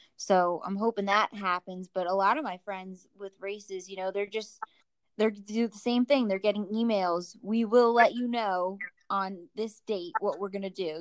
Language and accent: English; New Jersey, United States; moved away; I'm from New Jersey